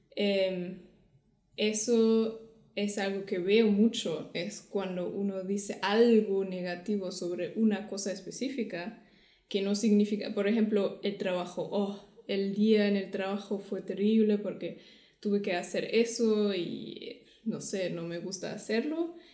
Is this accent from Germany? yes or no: yes; Germany; Spanish is a second language; de Alemania.